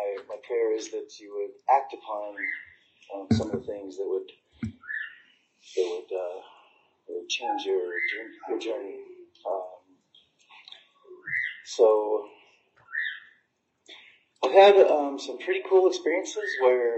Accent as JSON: {"language": "English", "country": "United States", "tie": "born or raised there", "said": "I grew up on the Indian reservation"}